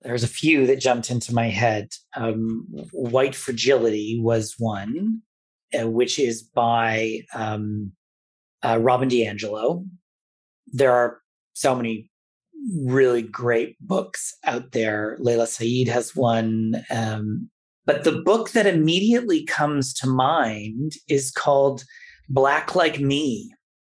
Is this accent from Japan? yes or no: no; Toronto, Ontario, Canada; growing up in Toronto in a very multicultural city at the time